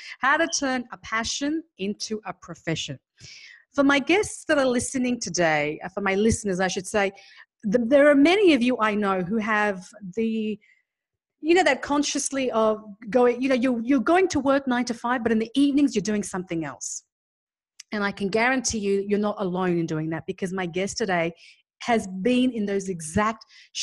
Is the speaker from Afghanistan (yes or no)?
yes; Afghanistan; I come from Afghanistan